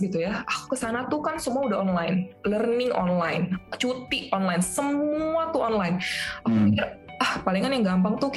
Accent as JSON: {"language": "Indonesian", "region": "Aceh", "country": "Indonesia", "said": "Tapi apakah ada juga pertanyaan, Kak, aku dari Aceh mungkin nggak sih aku ditempatkan di Aceh mungkin banget."}